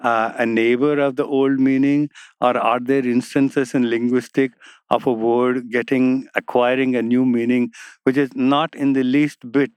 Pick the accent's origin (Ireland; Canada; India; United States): India; first language Telugu; English is a second language; I'll give an example from Telugu, which is my mother tongue.